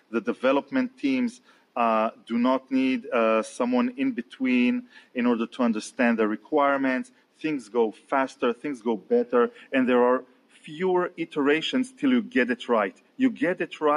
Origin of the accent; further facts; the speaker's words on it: Israel; also born or lived in Tel Aviv; I'm from Israel, and I'm based out in Tel Aviv